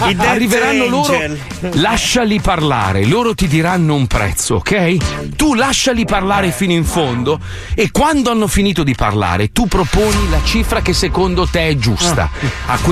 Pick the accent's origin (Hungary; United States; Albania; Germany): United States; lei mi fa questo panino che io mangiavo da da piccolo quando sono cresciuto in America